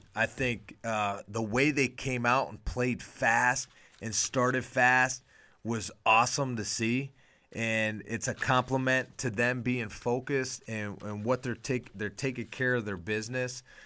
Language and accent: English; Pittsburgh, Pennsylvania, United States; I grew up in Pittsburgh